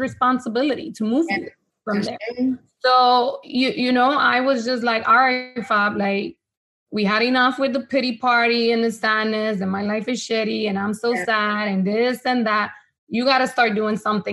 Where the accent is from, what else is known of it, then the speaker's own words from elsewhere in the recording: Honduras; first language Spanish; English is a second language; now in United States; I was born here in the States, but I moved back to Honduras. So Spanish has always been my first language